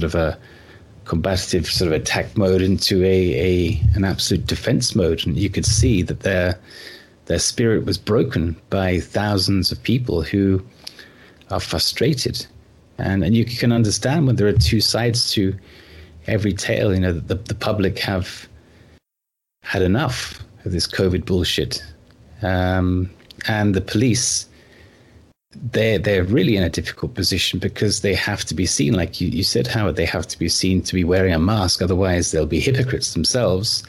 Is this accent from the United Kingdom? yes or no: yes; United Kingdom; I grew up in the United Kingdom